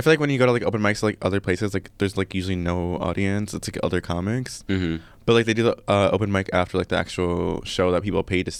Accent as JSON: {"language": "English", "town": "Chicago", "region": "Illinois", "country": "United States", "said": "I'm from Chicago"}